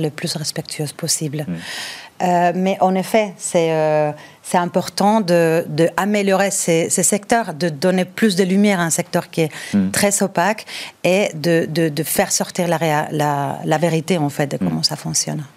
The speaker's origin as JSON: {"language": "French", "town": "Bilbao", "region": "Basque Country", "country": "Spain", "moved": "yes", "said": "Je suis originaire du Pays basque de Bilbao"}